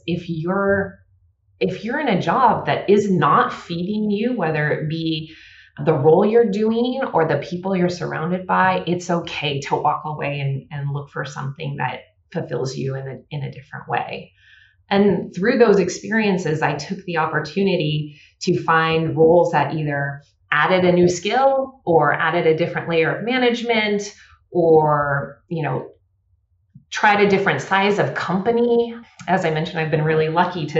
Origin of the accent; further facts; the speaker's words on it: the Bay Area, California, United States; I grew up in the Bay Area